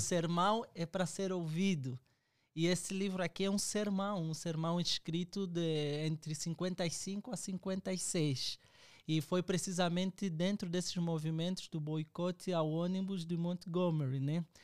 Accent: Angola; moved away as an adult; now in Brazil; eu sou angolano, estou uh, ah, aqui no Brasil já desde 2014

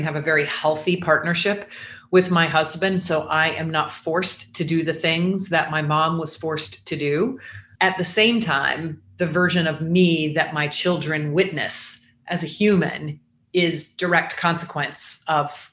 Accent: Jacksonville, Florida, United States; moved away as an adult; also born or lived in Atlanta, Georgia; I grew up in Jacksonville, was born there, stayed there until I was 20

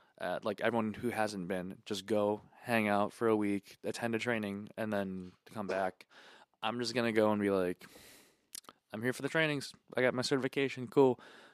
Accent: United States; I'm from America

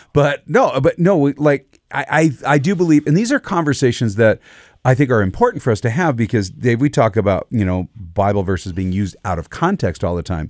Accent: United States; I'm an American. That's where I live.

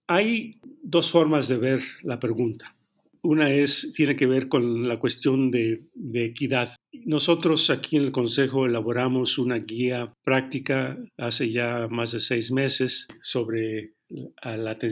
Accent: Mexico; porque al final del día todos somos mexicanos

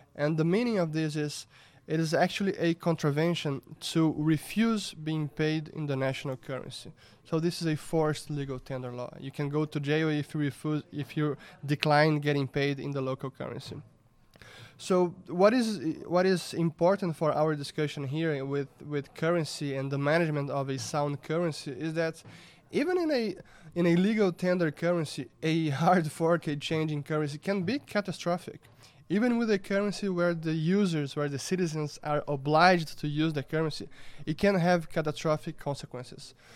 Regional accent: Brazil; I was born in Brazil in nineteen eighty, and I grew up here

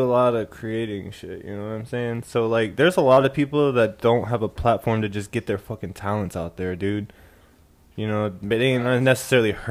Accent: Anchorage, Alaska, United States; I am from Anchorage

